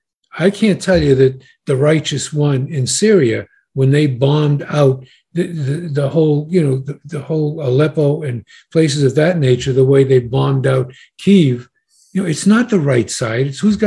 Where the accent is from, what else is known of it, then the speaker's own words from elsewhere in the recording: United States; I'm an American.